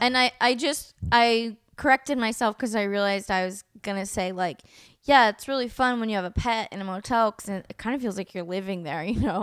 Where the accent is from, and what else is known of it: El Sobrante, California, United States; born or raised there; also born or lived in Oakland, California